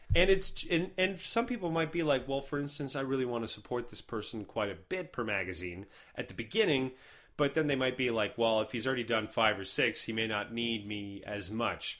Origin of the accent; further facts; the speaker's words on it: Canada; as a Canadian